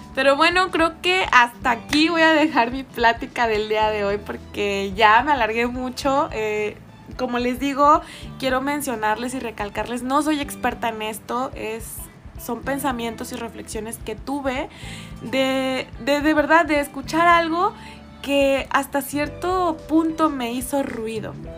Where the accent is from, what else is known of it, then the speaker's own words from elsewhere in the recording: Mexico; yo soy mexicana